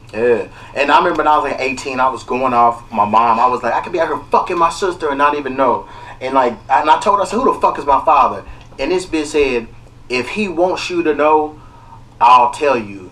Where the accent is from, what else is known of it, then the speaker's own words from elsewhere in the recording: Kentucky, United States; now in Los Angeles, United States; I'm from Kentucky. I didn't know I had peoples out here.